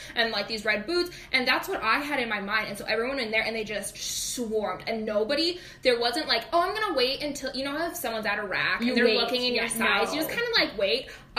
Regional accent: Gettysburg, Pennsylvania, United States; Well, here's the thing about small town USA, right? Where we grew up in Gettysburg.

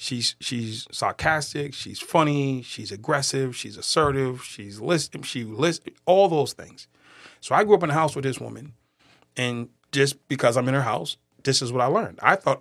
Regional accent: Boston, Massachusetts, United States; accent: Boston; Born and raised in Boston.

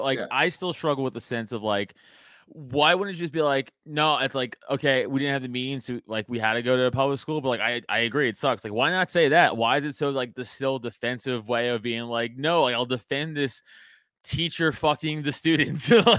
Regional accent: New York City, New York, United States; now in Philadelphia area, United States; No, I'm from New York. So I live outside of Philly now, but I'm from New York. So I went to all New York City. Staten Island garbage.

